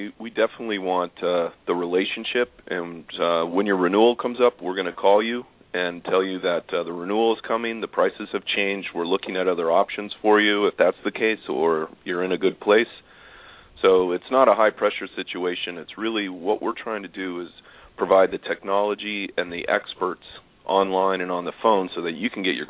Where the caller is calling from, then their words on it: Farmington, Connecticut, United States; I'm calling from Farmington, Connecticut.